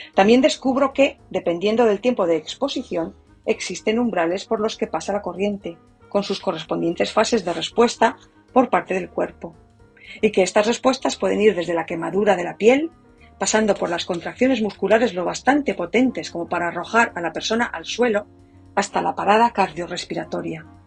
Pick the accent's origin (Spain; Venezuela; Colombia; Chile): Spain; now in United States; A partir de mañana habré vivido más tiempo en Estados Unidos que en mi país